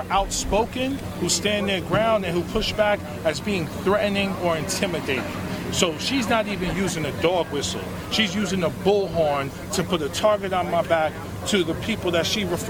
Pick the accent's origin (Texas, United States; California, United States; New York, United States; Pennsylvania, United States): New York, United States; New York City; I was born and raised in New York City. This is the city that I love.